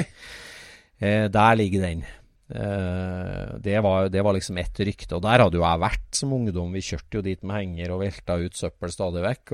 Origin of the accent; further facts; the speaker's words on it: Trøndelag, Norway; accent: Trøndersk; Jeg er jo innfødt, så jeg snakka jo trøndersk